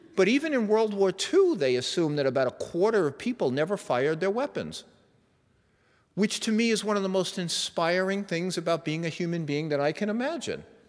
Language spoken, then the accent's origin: English; New York, United States; moved away; I was raised in New York and I have a little bit of that edge